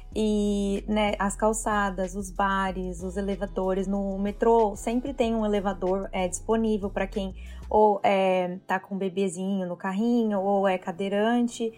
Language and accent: Portuguese; Brazil; moved away as an adult; now in Toronto, Canada; vim para o Canadá, primeira vez que eu saí do Brasil